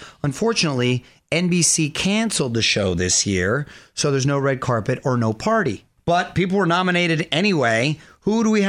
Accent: Chula Vista, California, United States; Growing up in Chula Vista

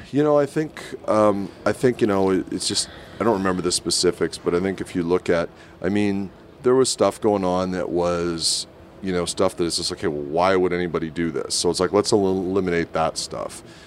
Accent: Winnipeg, Manitoba, Canada; my hometown in Winnipeg

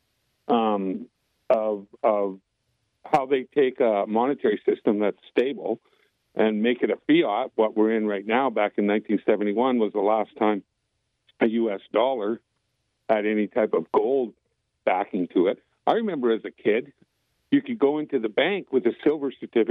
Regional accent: White Rock, British Columbia, Canada; born or raised there; moved away as an adult; now in United States

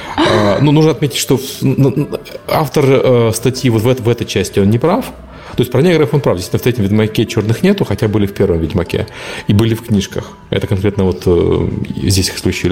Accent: Ukraine; Я белый украинец

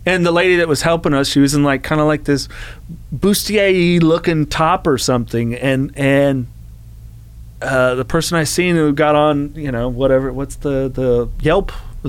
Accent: California, United States; Well, shooting in …, I mean, God, you know, growing up in the Bay Area.

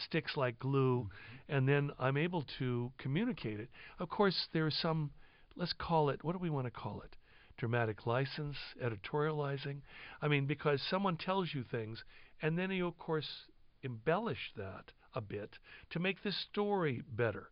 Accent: Santa Barbara, California, United States; I was raised in Santa Barbara

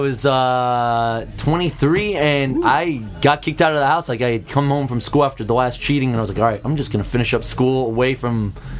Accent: St. Charles, Missouri, United States; moved away; Technically, I guess St. Charles, like a suburb of St. Louis

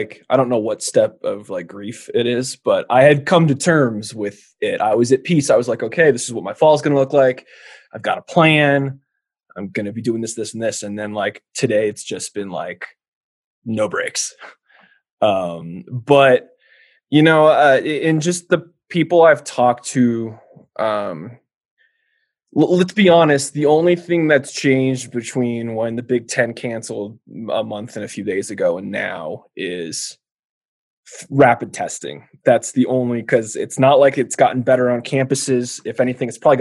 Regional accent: California, United States; moved away as an adult; now in Wyoming, United States; my home state of California

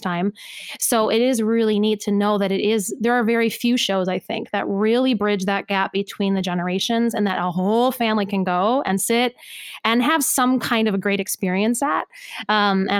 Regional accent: Cleveland, Ohio, United States; I grew up in Cleveland, Ohio

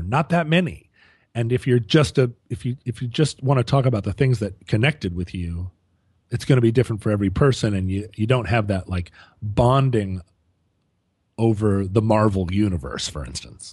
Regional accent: Anchorage, Alaska, United States; moved away; also born or lived in Seattle; when I was growing up in Anchorage, I, I had a Vespa

